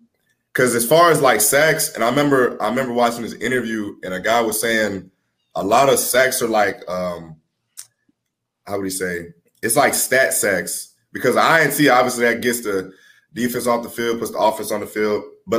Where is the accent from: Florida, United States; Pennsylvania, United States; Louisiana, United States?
Louisiana, United States; New Orleans; born there; so I was born in New Orleans, and and then we were displaced by Katrina, and I was actually in the Superdome when I was 5 or 6 years old